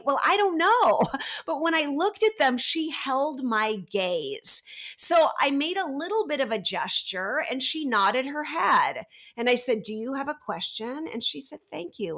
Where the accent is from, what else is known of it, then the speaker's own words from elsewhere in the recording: United States; moved away as an adult; now in France; I'm American, but I've lived in France for the last twenty-one years